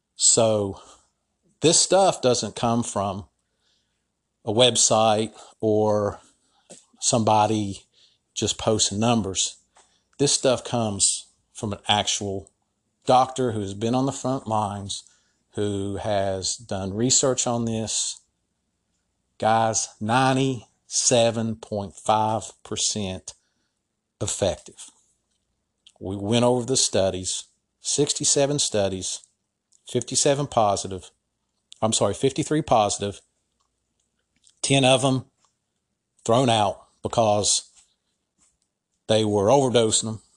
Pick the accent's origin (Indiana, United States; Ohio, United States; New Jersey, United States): Ohio, United States; my home state of Ohio